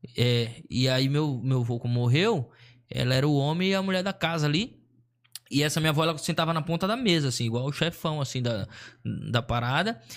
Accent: Maceió, Alagoas, Brazil; moved away; also born or lived in Sorocaba; eu sou de Maceió, nascido e criado em Maceió

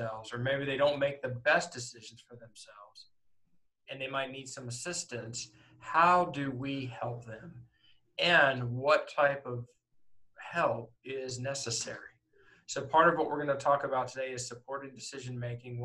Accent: Northport, Alabama, United States; also born or lived in Philadelphia area, Pennsylvania; I grew up in Northport. I was in the third grade when I moved there, and I am a native of Pennsylvania. Alabama is basically home

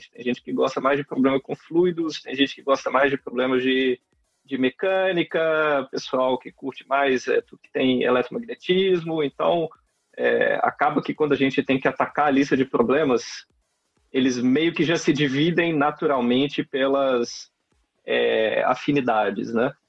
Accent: Belo Horizonte, Minas Gerais, Brazil; now in Campinas, Brazil; sou de Belo Horizonte. e estudei é, sempre, sempre na FMG. Né? Só depois do doutorado que eu fui para a França trabalhar um pouquinho fora. E agora estou aqui na Unicamp.

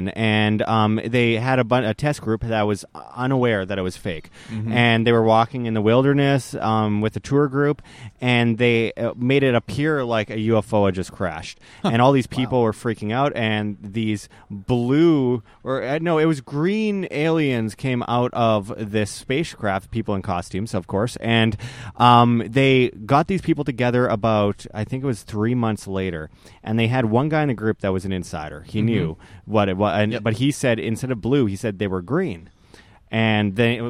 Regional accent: Winnipeg, Manitoba, Canada; moved away; also born or lived in Las Vegas / Mexico; I'm originally from Winnipeg, Canada, but I've been living for a few years in Las Vegas

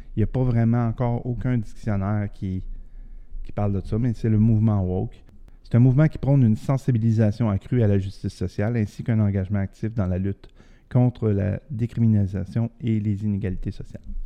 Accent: Quebec City, Quebec, Canada; je viens de Québec, je connais la région de Québec

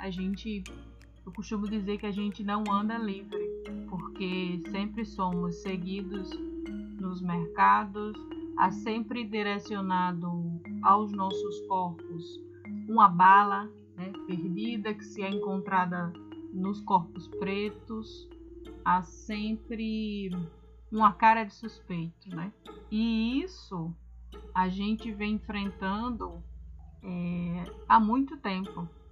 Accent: Brazil; a gente enquanto brasileiro

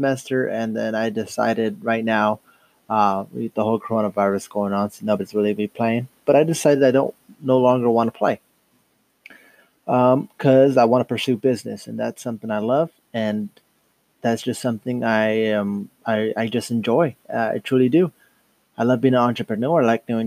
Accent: Dos Palos, California, United States; from Dos Palos, California. Grown and raised

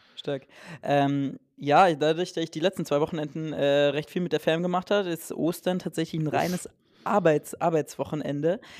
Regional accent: Saxony-Anhalt, Germany; Sachsen-Anhalt, meine Heimat

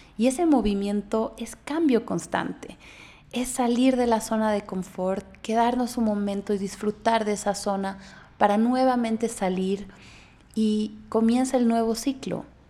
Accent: Bolivia; moved away as an adult; now in Mexico; Yo soy boliviana, eh, vivo en México hace casi dos años

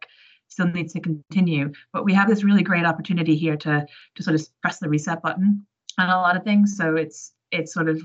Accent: New York, United States; moved away as an adult; now in United Kingdom; I grew up in New York, but I've been in the UK for about 15 years now

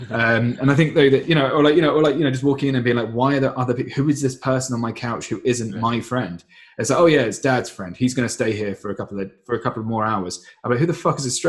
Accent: England, United Kingdom; also born or lived in Indonesia; I think if we're living here in England, um, you're going to do things more Englishly, and because I'm English, obviously that culture is going to be dominant.

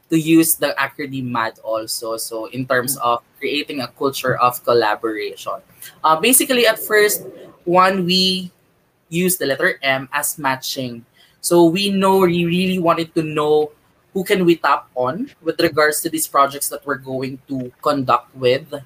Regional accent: Makati, Metro Manila, Philippines; now in Mandaluyong, Philippines; I'm, I'm living or residing here in Mandaluyong. But I came from Makati talaga, which I love to be uh, a Makatizen.

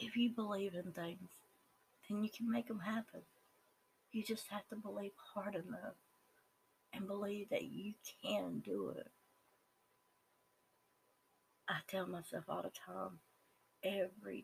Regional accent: the South, United States; accent: Southern; I am a normal Southern person. And I say Southern because that's my accent and because I live in the South

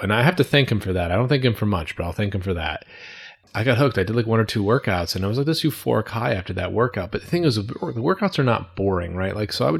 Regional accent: Woodbury, United States; We grew up in Woodbury together.

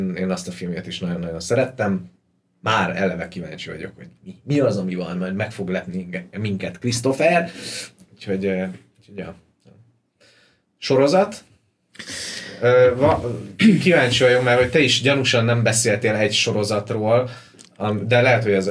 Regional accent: Ukraine; now in Budapest, Hungary; én meg egy ilyen budai kimosakodott ukrán vagyok

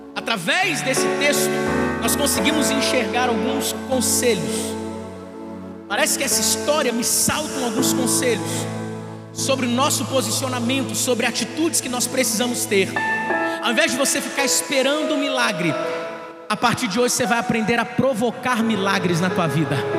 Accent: Duque de Caxias, Rio de Janeiro, Brazil; Eu sou da Baixada

